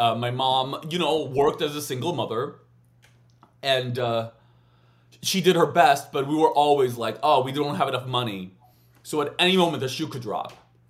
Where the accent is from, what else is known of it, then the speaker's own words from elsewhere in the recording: United States; I'm American, you know. So we're loud.